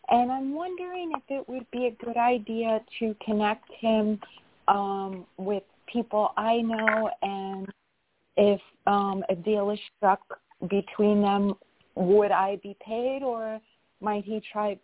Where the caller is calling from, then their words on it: New York, United States; I'm calling from New York.